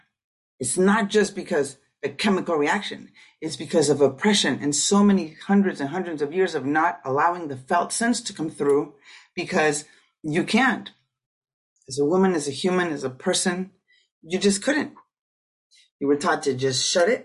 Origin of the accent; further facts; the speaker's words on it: Tijuana, Baja California, Mexico; I grew up in Tijuana, so 16, 17 years old